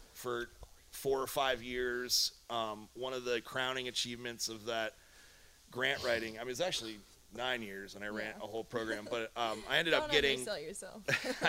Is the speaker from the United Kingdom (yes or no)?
no; United States; moved away as an adult; also born or lived in New York / Philadelphia, Pennsylvania; now in Humboldt County, United States; I grew up in New York and Philadelphia, but I moved to Humboldt when I was 18 years old